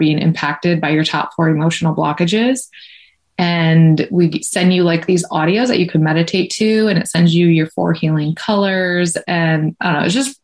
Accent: Michigan, United States; now in California, United States; I'm from Michigan, but I moved to California

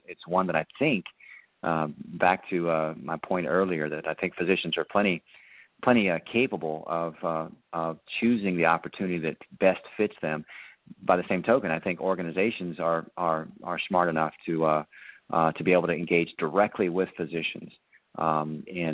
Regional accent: Ohio, United States; moved away; we're originally from Ohio

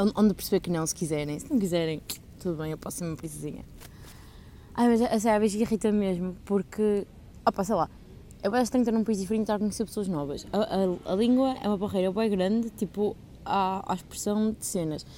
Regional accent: Portugal; moved away; also born or lived in Coimbra; sou de Portugal.

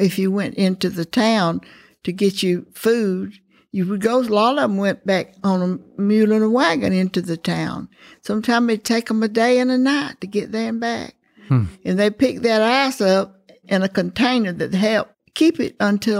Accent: Eufaula, Alabama, United States; accent: Southern; Oh, well, I was born in Eufaula, Alabama. I was really out in the country, really way out in the country.

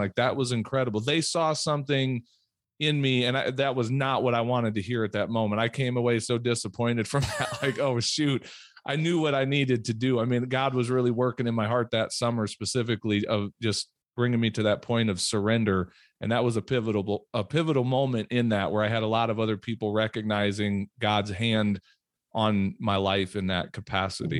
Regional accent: Peoria, Illinois, United States; moved away as an adult; also born or lived in Minnesota; now in South Dakota, United States; When I was about ten years old, we moved down to Peoria, Illinois, to, and, um, that's really where I grew up.

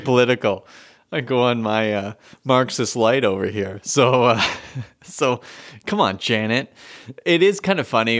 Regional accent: Canada; as a Canadian

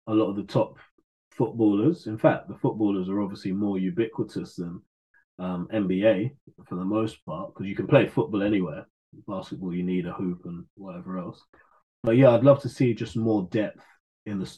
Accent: London, United Kingdom; I'm a Londoner.

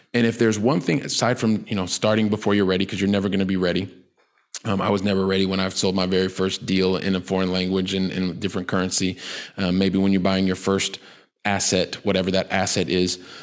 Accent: Columbus, Ohio, United States; moved away as an adult; now in Barcelona, Spain; I'm from Columbus, Ohio

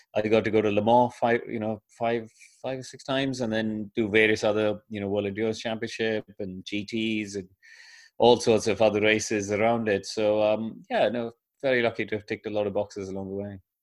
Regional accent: India; when I grew up in India

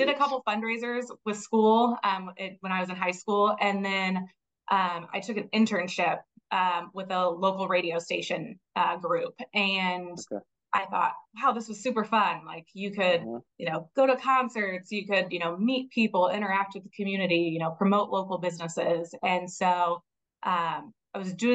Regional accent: Kendallville, Indiana, United States; also born or lived in South Bend, Indiana; now in Westfield, United States; was born and raised in Northern Indiana in a small town, Kendallville, about 7,000-8,000 people.

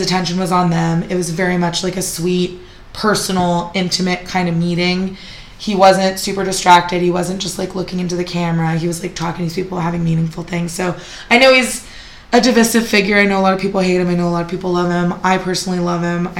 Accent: San Jose, California, United States; I grew up in San Jose.

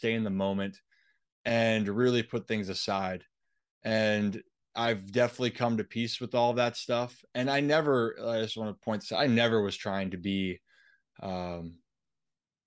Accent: Baltimore, Maryland, United States; growing up in Baltimore

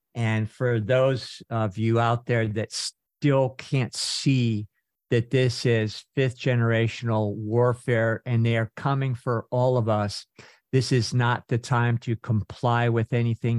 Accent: Northern California, United States; when I was growing up in Northern California

